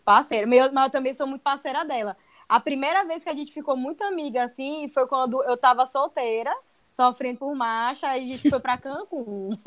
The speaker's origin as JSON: {"language": "Portuguese", "town": "São Luís", "region": "Maranhão", "country": "Brazil"}